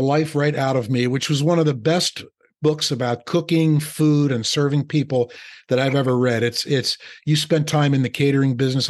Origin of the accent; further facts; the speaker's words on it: Philadelphia, Pennsylvania, United States; now in New Jersey, United States; Just like I've been in New Jersey for 30 years, but I'll always be from Philadelphia